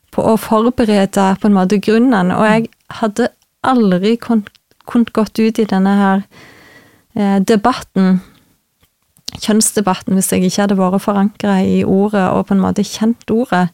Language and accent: Norwegian; Vigrestad, Rogaland, Norway; moved away as an adult; now in Trøndelag, Norway; Jeg er ifra Jæren, mhm. ifra Vigrestad. Mm. født og oppvokst